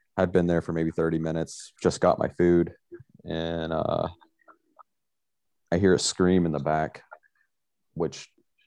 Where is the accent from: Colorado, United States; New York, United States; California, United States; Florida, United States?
Florida, United States; Pensacola; originally from Pensacola, Florida.